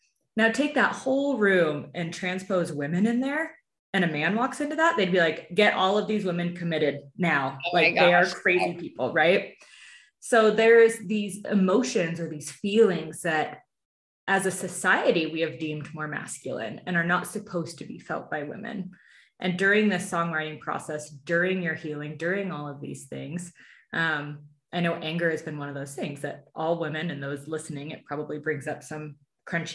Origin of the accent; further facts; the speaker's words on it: California, United States; moved away as an adult; also born or lived in Santa Cruz, California; now in Denver, United States; I'm from California